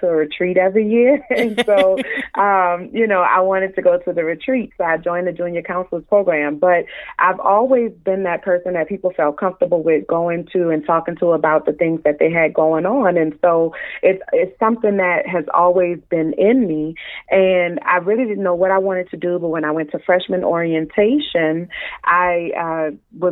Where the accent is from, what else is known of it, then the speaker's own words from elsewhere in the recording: New Orleans, Louisiana, United States; now in South Florida, United States; I'm from New Orleans, but my husband and I live in South Florida